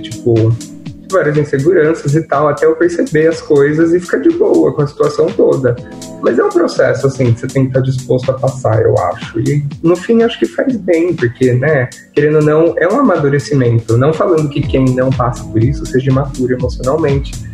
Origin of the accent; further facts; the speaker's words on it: Piracicaba, São Paulo, Brazil; also born or lived in Rio Claro; eu sou de Piracicaba